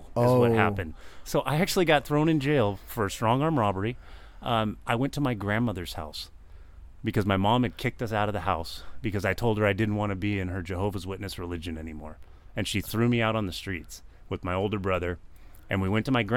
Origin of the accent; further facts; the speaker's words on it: Garden Grove, California, United States; also born or lived in Long Beach, California / Orange, California; Born and raised in Garden Grove.